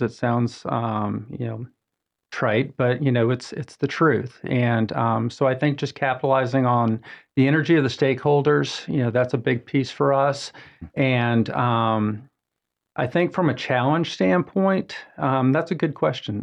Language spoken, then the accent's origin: English; Atlanta, Georgia, United States; moved away as an adult; also born or lived in Augusta, Georgia; now in Mooresville, United States; I'm originally from Atlanta, Georgia